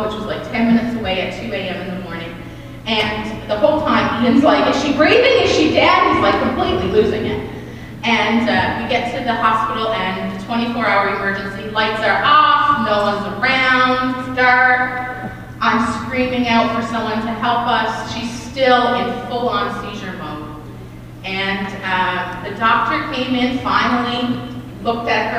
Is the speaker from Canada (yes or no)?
yes; Deer Lake, Newfoundland and Labrador, Canada; moved away as an adult